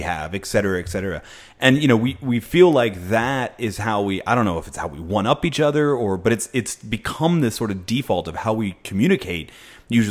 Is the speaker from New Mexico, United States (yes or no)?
no; Philadelphia, Pennsylvania, United States; moved away; I come from Philly originally